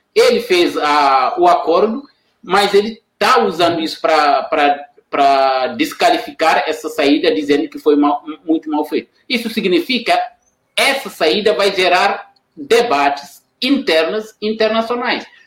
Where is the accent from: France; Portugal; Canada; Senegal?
Senegal; now in Brazil; sou senegalês e eu trabalho aqui na Unila